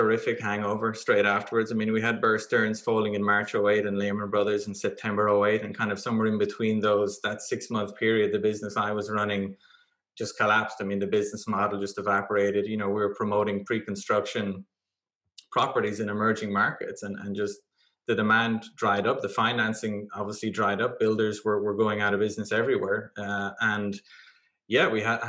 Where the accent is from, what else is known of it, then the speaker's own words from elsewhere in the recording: Ireland; moved away as an adult; I'm originally from Ireland